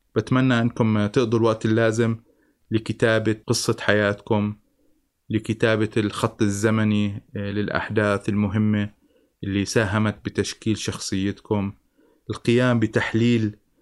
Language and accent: Arabic; Jordan; أنا انولدت بالأردن بسنة 1969